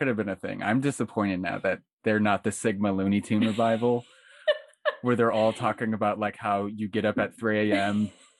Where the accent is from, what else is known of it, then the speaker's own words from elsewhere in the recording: New Port Richey, Florida, United States; So yeah, I grew up, I was born and raised in Newport Richey, Florida, which is in Pasco County.